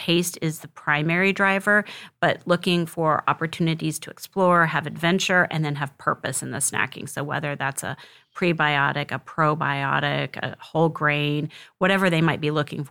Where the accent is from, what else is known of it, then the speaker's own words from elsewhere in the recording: Missouri, United States; That particular seminar was very special to me, being a Missouri as my home state.